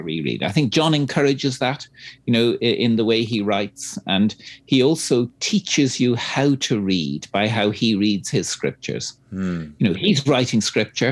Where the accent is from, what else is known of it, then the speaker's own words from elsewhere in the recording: Dublin, Leinster, Ireland; I'm Irish myself, of course, I'm from the small Anglican Church of Ireland in, you know, 3% in Dublin.